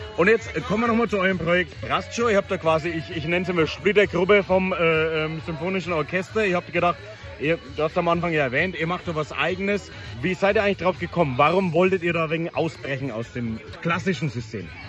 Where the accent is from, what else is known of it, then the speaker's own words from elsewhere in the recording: Küps, Bavaria, Germany; Ich bin in Küps in meiner Heimatgemeinde